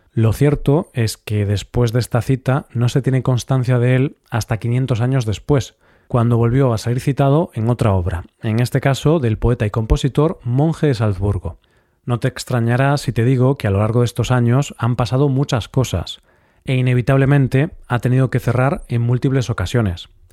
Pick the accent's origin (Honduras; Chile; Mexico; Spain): Spain; Vigo, Galicia; mi ciudad natal, Vigo